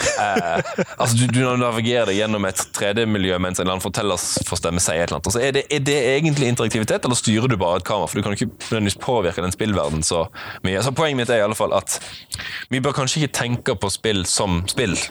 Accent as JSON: {"language": "Norwegian", "town": "Flekkefjord", "region": "Agder", "country": "Norway", "tie": "born or raised there", "also_born_or_lived": "Bærum", "moved": "as an adult", "said": "flytta de hjem igjen til Flekkefjord om ikke så lenge, der jeg hadde hele barndommen min og mesteparten av ungdomsåra"}